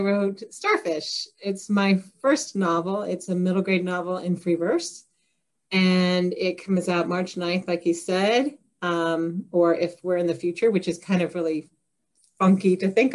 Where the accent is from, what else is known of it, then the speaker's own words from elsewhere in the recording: Kokomo, Indiana, United States; I was born and raised in Kokomo, Indiana, which is about 45 minutes north of Indianapolis